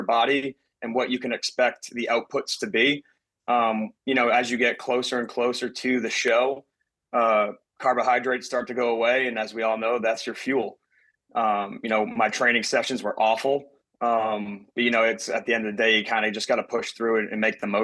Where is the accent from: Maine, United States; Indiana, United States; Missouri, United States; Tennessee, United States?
Maine, United States; Portland; moved away; I'm originally from Portland, Maine, Northeast guy.